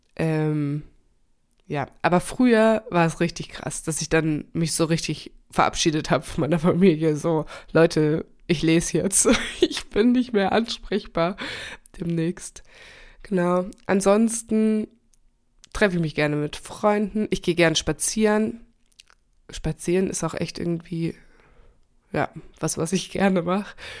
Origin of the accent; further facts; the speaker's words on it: Germany; also born or lived in Chile; dass ich sehr selbstständig aufgewachsen bin in Deutschland